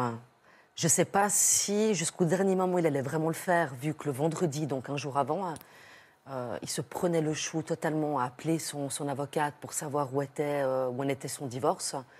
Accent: Switzerland; je viens de Suisse

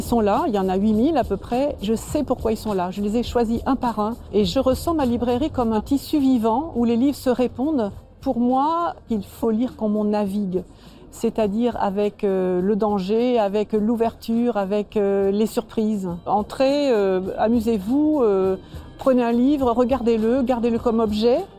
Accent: Brittany, France; also born or lived in Basque Country; now in Bayonne, France; Je suis bretonne

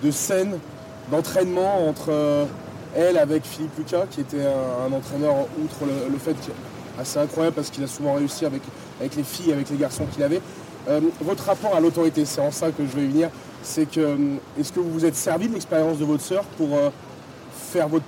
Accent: Saint-Étienne, Auvergne-Rhône-Alpes, France; je suis un peu plus stéphanois.

